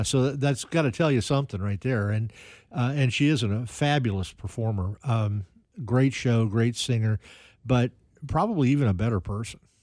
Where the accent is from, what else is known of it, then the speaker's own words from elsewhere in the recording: Kansas City, Missouri, United States; also born or lived in Independence / Raytown / Johnson County; Kansas City's been my home my entire life